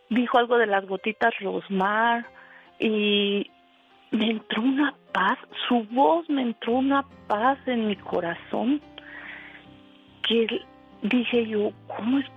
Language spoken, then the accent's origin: Spanish; Mexico; moved away as an adult; lo que yo dejé en mi pueblo que me dejaron me dejaron sin nada, me quitaron casas, terrenos, todo, todo, todo me robaron. Y entré en una depresión muy fuerte. Tengo 20 años aquí y yo me quería regresar a México.